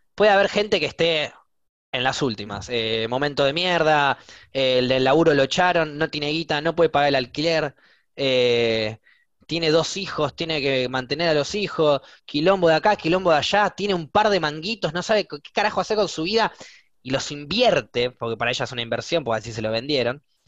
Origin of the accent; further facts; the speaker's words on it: Buenos Aires, Argentina; soy de Buenos Aires